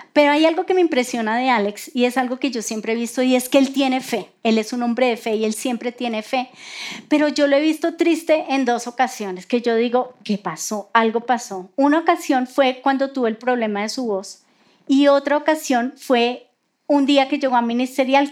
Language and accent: Spanish; Colombia; así somos nosotros los colombianos